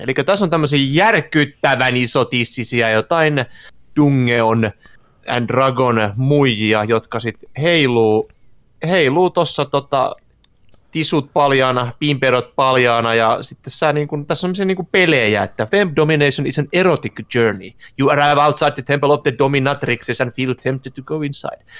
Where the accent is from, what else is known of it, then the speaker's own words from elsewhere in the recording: Turku, Southwest Finland, Finland; now in Tampere, Finland; Mäkin asun Tampereen, mut mä olen kyllä ihan turkulainen